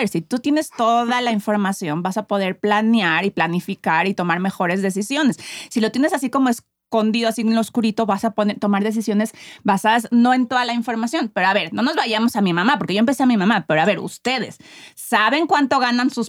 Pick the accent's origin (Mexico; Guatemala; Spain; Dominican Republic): Mexico; como buenos latinoamericanos y mexicanos